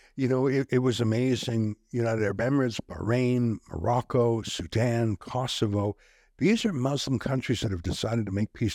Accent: Canada; We're from Canada

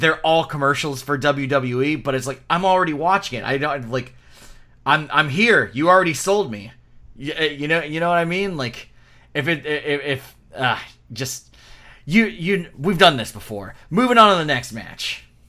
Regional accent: Florida, United States; we're from Florida

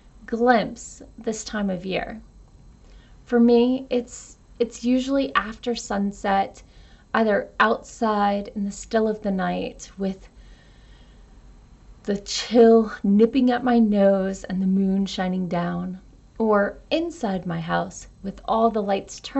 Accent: United States; an American with a pagan father and a Southern Baptist mother

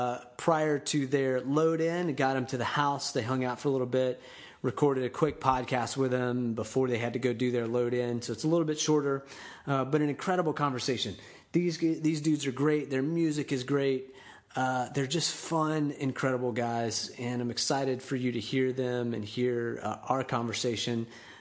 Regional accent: Panama City, Florida, United States; now in Tampa, United States; There's some guys that I know from my hometown in Panama City, Florida.

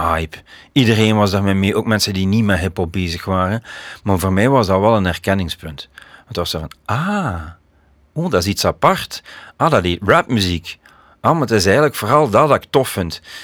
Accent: Leopoldsburg, Flanders, Belgium; also born or lived in Koersel, Beringen; wij woonden eigenlijk in Leopoldsburg.

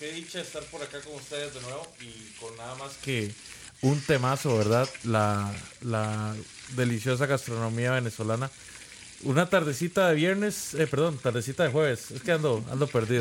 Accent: Costa Rica; aquí en Costa Rica

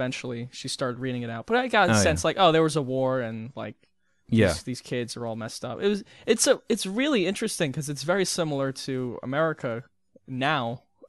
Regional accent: United States; because I'm American

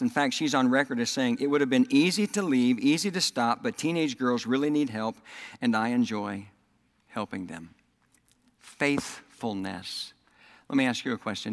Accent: Oklahoma, United States; accent: Southern; also born or lived in Texas; now in Indiana, United States; I was raised in Oklahoma, and then I moved to Texas, and I lived in Texas for 17 years, and then I moved back to Oklahoma, and I lived there for 10 years, and then I moved here to Indiana

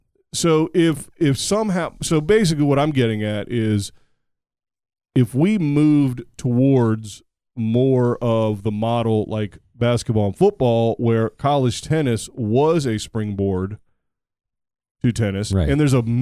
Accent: United States; As an American, and we're the best at it.

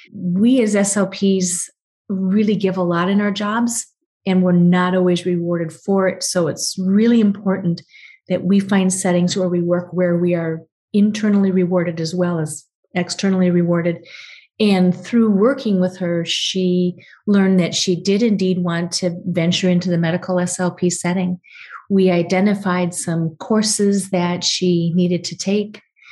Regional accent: Japan; born there; first language ja; I was born on a naval base in Japan, so I have special ties to Japan. My first language, I always say, was Japanese because I had a nanny who taught me Japanese

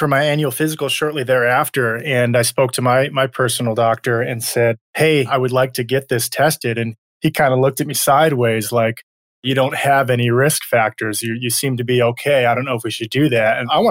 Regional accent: Michigan, United States; I grew up in Michigan

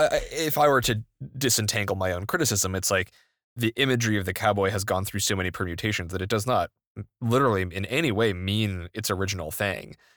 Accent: New England, United States; I grew up in New England

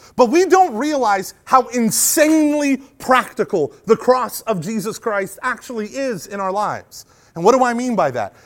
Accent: United States; also born or lived in Rust Belt of Ohio; being an American

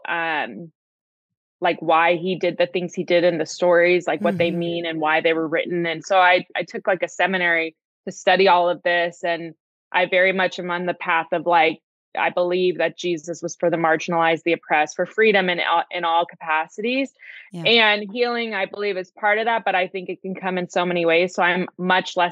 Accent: Princeton, New Jersey, United States; moved away as an adult; also born or lived in Los Angeles, California / Santa Barbara, California; raised in Princeton, New Jersey.

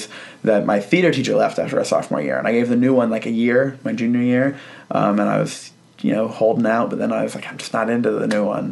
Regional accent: Sterling, Virginia, United States; I'm from Sterling, Virginia. And same hometown as Patton Oswalt

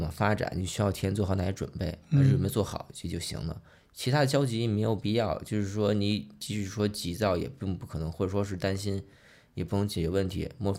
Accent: Chaoyang, Beijing, China; 我户籍是北京人，我也是一个满族，但是我从小生活环境更多是算是在农村长大，就北京近郊嘛。以前以前朝阳都对二环都是都是郊区嘛，我们算其实是朝阳的农民嘛

